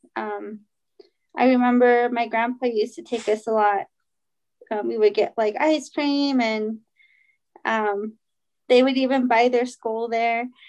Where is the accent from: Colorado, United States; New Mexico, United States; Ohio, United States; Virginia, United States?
New Mexico, United States; Shiprock; also born or lived in Kirtland, New Mexico / Sanostee, New Mexico; I am from Shiprock. I grew up there, but was um, I went to school from fourth grade to my senior year in Kirtland